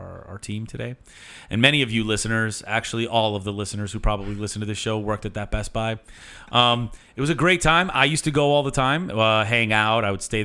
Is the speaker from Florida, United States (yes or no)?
yes; Miami, Florida, United States; We say we're from Miami.